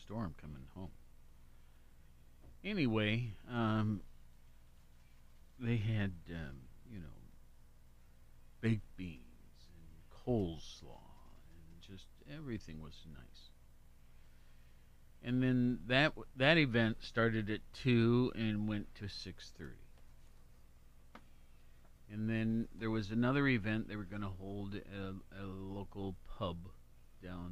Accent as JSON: {"language": "English", "town": "Worthington", "region": "Ohio", "country": "United States", "tie": "born or raised there", "lives_now": "Athens, United States", "said": "a special place my hometown was and is. I went up to the site of the house that I grew up"}